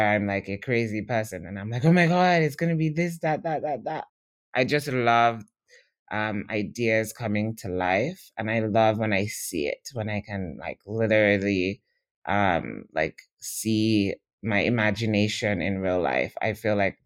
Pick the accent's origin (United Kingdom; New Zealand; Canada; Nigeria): Nigeria; as Nigerian writers